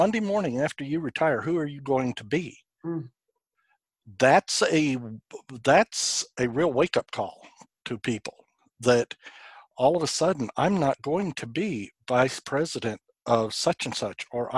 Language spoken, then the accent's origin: English; New Mexico, United States; now in Woodstock, Georgia, United States; my home state of New Mexico